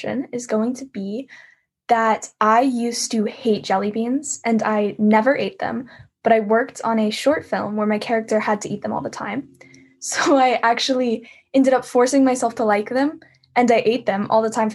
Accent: Texas, United States; I'm from Texas.

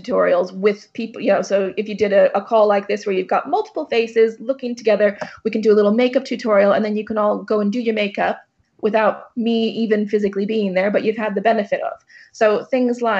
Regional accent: United States; moved away; I'm American, so all of my family's out there

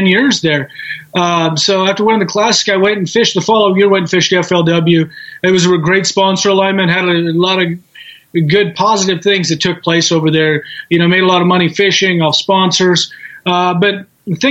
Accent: the Northwest, Pacific Northwest, United States; growing up in the Northwest

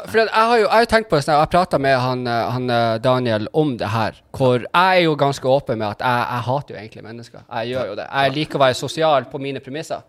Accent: Tromsø and Berlevåg, Troms og Finnmark, Norway; jeg er jo egentlig fra Tromsø og Berlevåg

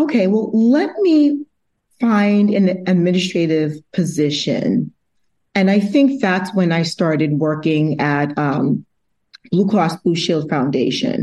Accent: Massachusetts, United States; also born or lived in Brooklyn, New York; I was originally born in Brooklyn, New York, but I grew up in Massachusetts, so I claim it as my home

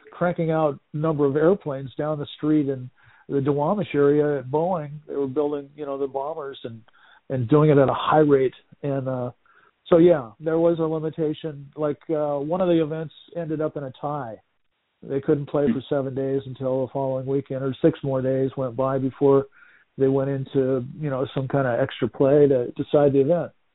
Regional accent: Seattle, Washington, United States; my hometown of Seattle

